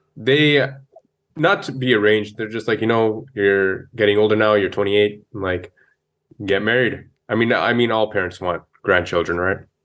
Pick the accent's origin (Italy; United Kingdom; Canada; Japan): Canada; Brampton, Ontario; also born or lived in Ludhiana, Punjab, India / Carbondale, Illinois, United States; So I grew up in Brampton